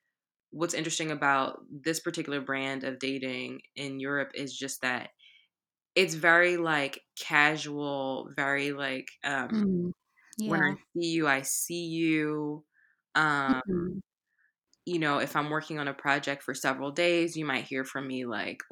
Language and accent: English; United States; I'm like American